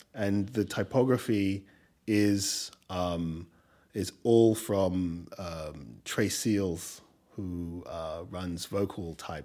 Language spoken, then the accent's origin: English; England, United Kingdom; accent: English; also born or lived in Nigeria; now in New York, United States; my English accent